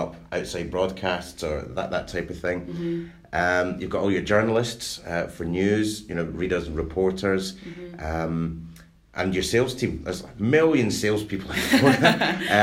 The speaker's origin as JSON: {"language": "English", "town": "Glenrothes", "region": "Scotland", "country": "United Kingdom", "tie": "born or raised there", "said": "I was brought up in Glenrothes"}